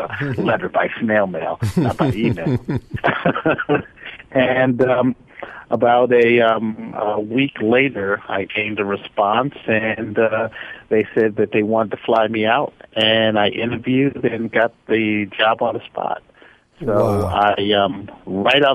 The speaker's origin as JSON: {"language": "English", "town": "Norfolk", "region": "Virginia", "country": "United States", "said": "I'm from Norfolk, Virginia"}